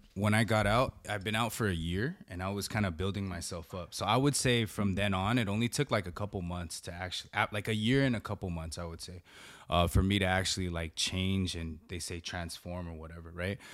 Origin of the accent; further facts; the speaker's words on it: San Gabriel Valley, California, United States; I grew up in the San Gabriel Valley